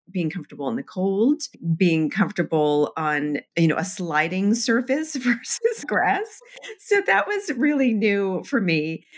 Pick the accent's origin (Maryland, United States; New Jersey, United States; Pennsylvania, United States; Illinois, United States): Maryland, United States; Annapolis; also born or lived in New York; now in Vermont, United States; I grew up in Annapolis, Maryland